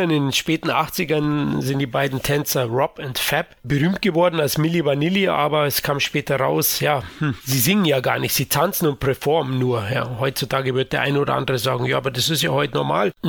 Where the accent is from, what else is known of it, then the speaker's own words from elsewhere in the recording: Munich, Bavaria, Germany; für mich als Münchner schmeichelt zudem das anfängliche 80 Jahre Lokalkolorit von München noch.